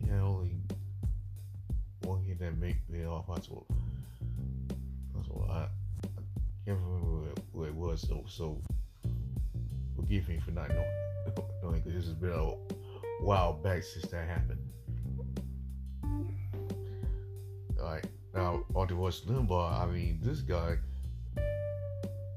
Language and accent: English; South Carolina, United States; my home state of South Carolina